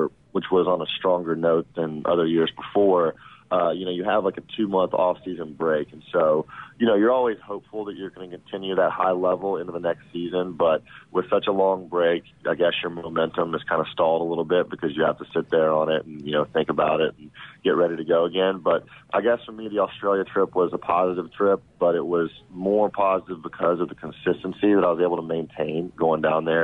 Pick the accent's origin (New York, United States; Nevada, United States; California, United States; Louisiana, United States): Louisiana, United States; Shreveport; I grew up in Louisiana